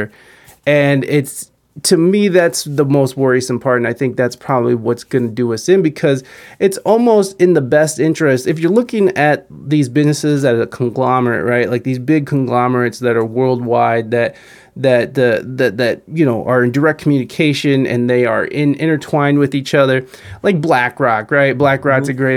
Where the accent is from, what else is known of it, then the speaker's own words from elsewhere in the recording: United States; I enjoyed being an American as a kid